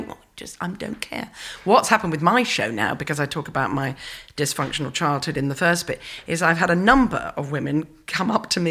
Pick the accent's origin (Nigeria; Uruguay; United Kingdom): United Kingdom; England; I'm English